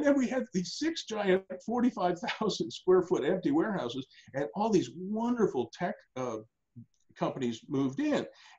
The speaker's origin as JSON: {"language": "English", "country": "Australia", "moved": "yes", "lives_now": "Ottawa, Canada", "said": "So in 1983, I came to Ottawa from Australia, and I found that my dad and I think three partners had invested in roller disco rinks."}